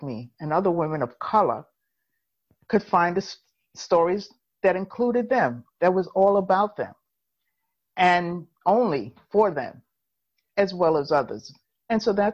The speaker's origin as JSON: {"language": "English", "town": "New York City", "region": "New York", "country": "United States", "tie": "born or raised there", "said": "I was actually born in New York, in Harlem, born and raised in Harlem."}